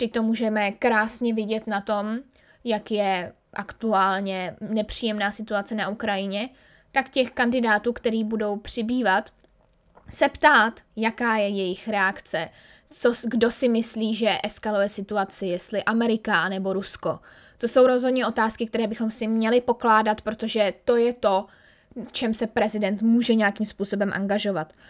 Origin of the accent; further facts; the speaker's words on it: Czechia; jsme Rakousko-Uhersko jako Češi úplně rádi neměli